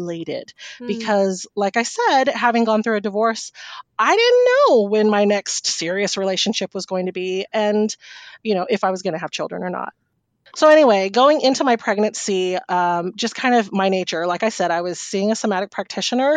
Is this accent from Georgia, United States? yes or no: no; Humboldt County, California, United States; also born or lived in San Francisco Bay Area; now in Sacramento, United States; I grew up in Humboldt County